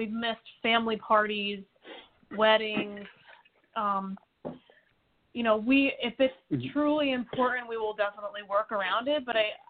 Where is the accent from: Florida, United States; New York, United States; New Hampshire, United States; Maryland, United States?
New York, United States; New York City; we're from the New York City area, so we've kind of – built out a little bit of a niche here, and we've built up a fan base around here in New Jersey as well. But we're not from Nashville.